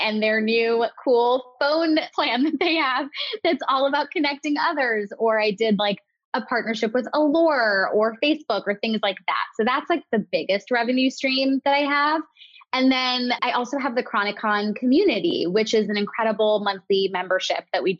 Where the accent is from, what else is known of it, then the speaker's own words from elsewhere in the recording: New York, United States; I'm a New Yorker